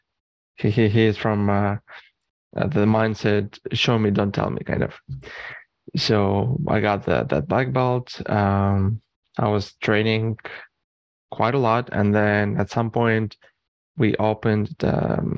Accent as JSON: {"language": "English", "country": "Canada", "tie": "born or raised there", "also_born_or_lived": "Eastern Europe / Arizona", "said": "moved to Canada"}